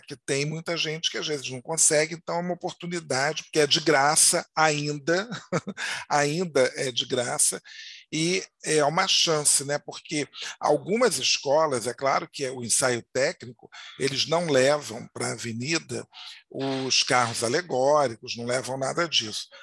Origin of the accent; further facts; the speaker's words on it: Rio de Janeiro, Brazil; fui criado em Madureira